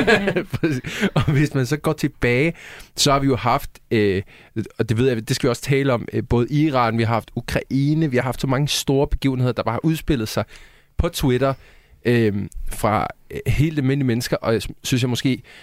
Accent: Sweden; now in Denmark; Jeg er svensker

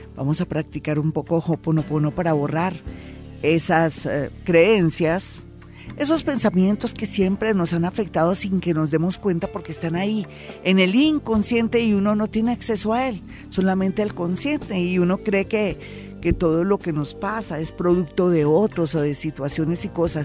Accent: Colombia; como colombiano

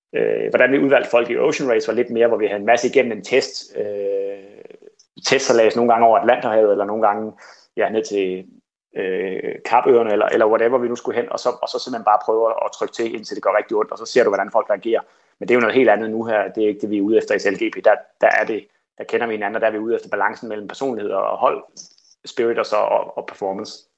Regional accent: Kolding, Southern Denmark, Denmark; jeg voksede op her i Kolding

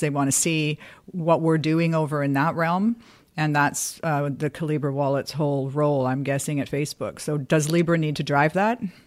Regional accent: Canada; as a Canadian

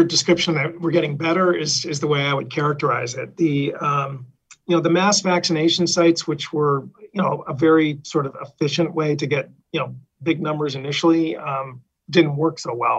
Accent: Vernon, Connecticut, United States; I come from Vernon, which I have to give the hometown shout out to the mayor and the town manager

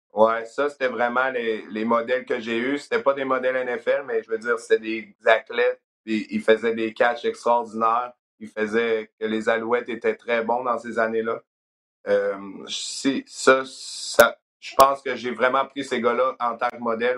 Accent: South Shore of Quebec City, Canada; moved away as an adult; now in Memphis, United States; je viens de Québec, dans le fond, la rive sud de Québec

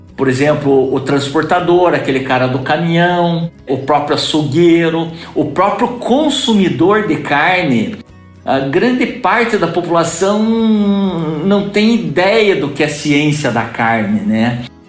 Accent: Guarapuava, Paraná, Brazil; also born or lived in Curitiba; eu sou natural de Guarapuava, nasci aqui em 1962

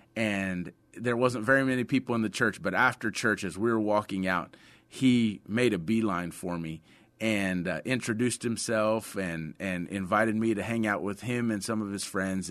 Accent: Sutherland Springs, La Vernia, Seguin area, Texas, United States; also born or lived in San Antonio, Texas; I was born in San Antonio, uh, grew up in the Sutherland Springs, Lavernia, Seguin area

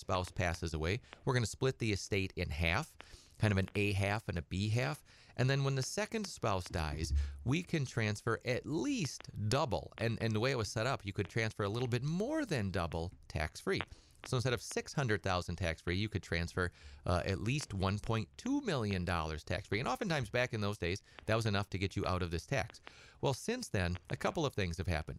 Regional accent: Edgar, Wisconsin, United States; I grew up on a little hobby farm over by, uh, Edgar. And, uh, I'm from Edgar originally

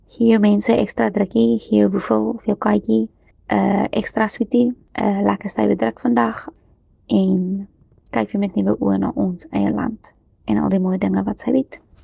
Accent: South Africa; as 'n Suid-Afrikaner en lid van die Reënboognasie

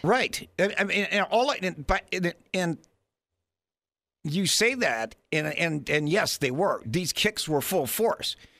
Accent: Florida, United States; national committeeman for the Florida Young Republicans

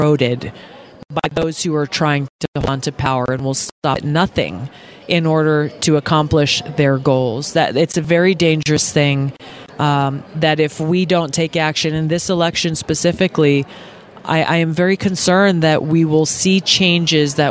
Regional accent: Hawaii, United States; We have a huge homeless problem in my home state of Hawaii.

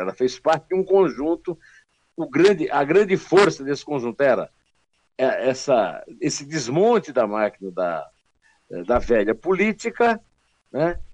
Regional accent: Uiraúna, Paraíba, Brazil; moved away; é muito perto lá de Uraúna, onde eu nasci

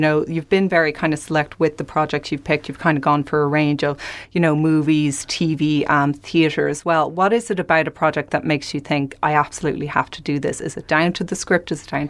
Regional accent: Ireland; Sorry, I'm from Ireland.

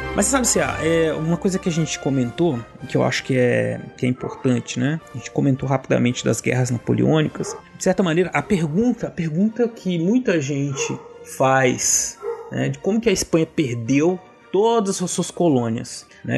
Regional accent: Brazil; nós brasileiros

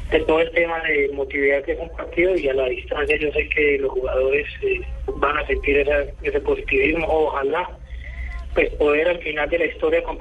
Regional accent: Colombia; seguir viviendo y conviviendo como colombianos

